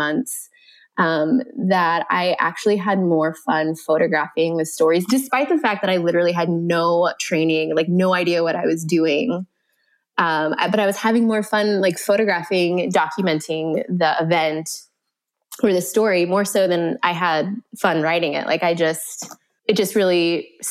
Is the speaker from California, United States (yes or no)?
no; Oregon, United States; also born or lived in Alaska; I grew up in the Pacific Northwest between Oregon and Alaska. I spent my school year in Oregon